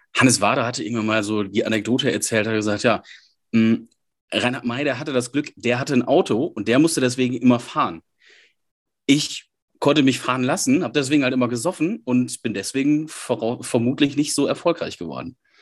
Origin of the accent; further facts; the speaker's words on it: Münsterland, North Rhine-Westphalia, Germany; now in Essen, Germany; Ich komme aus dem Münsterland, wohne jetzt im Ruhrgebiet